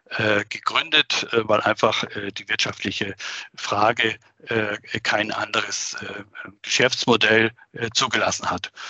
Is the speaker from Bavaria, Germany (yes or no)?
no; Schleswig-Holstein, Germany; eine Woche in meiner alten Heimat in Norddeutschland, ganz nahe